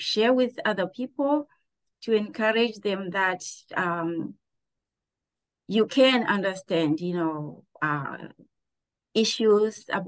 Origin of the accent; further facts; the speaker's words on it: Zimbabwe; now in Pittsburgh, United States; I grew up in Zimbabwe